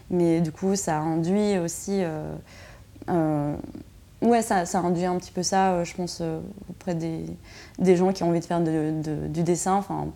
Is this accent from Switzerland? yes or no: yes; Switzerland; Ben ouais, je crois que en tant que Suisse, la France me faisait un peu peur.